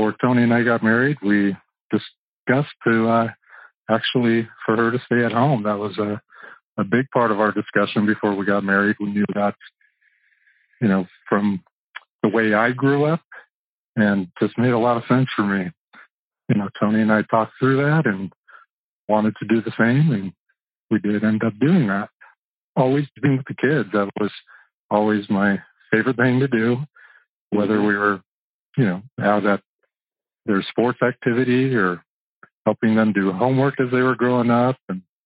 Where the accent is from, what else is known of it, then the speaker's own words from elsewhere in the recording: Buena Park, California, United States; I grew up in Buena Park.